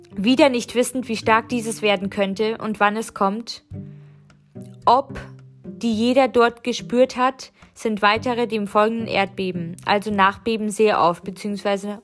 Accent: Germany; als Westliche, als Deutsche

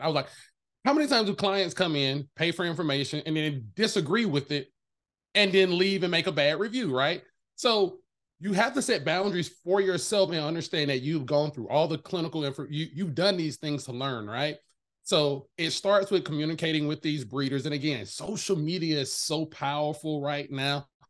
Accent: the South, United States; I'm from the South

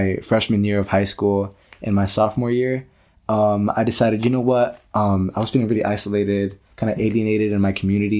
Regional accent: Chicago, Illinois, United States; I grew up in Little Village, La Vita

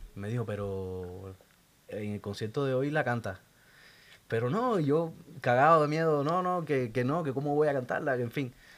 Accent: Santa Clara, Villa Clara, Cuba; Yo soy de Santa Clara, el centro de Cuba.

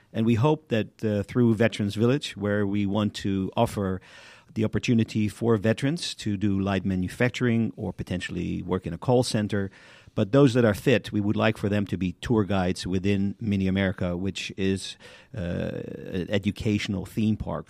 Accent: Amsterdam, North Holland, Netherlands; now in United States; I am originally from Amsterdam, the Netherlands

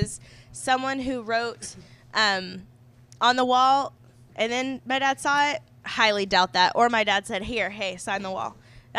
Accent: The Woodlands, Texas, United States; moved away as an adult; also born or lived in Austin, Texas; now in Galveston, United States; I grew up in Austin for when I was little, and then in the Woodlands mostly. So I didn't move here until after I graduated college. So really only been here about 5 years.

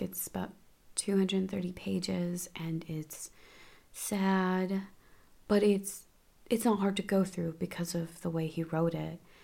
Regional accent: United States; as an American

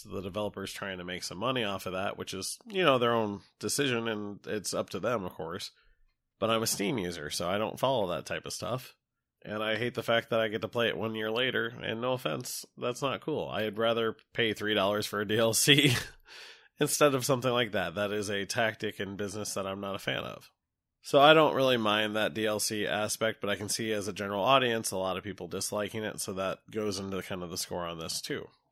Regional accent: United States; I'm an American

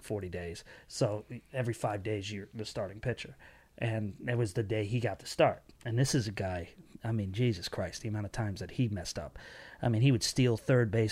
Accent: Connecticut, United States; we grew up in Connecticut and New England

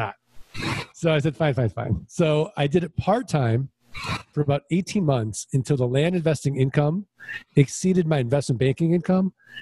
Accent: St. Louis, Missouri, United States; I'm from St. Louis, Missouri. I'm from the show me state.

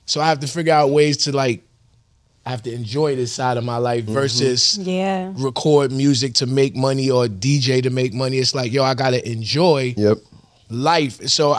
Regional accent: New York, United States; Because I'm a New Yorker.

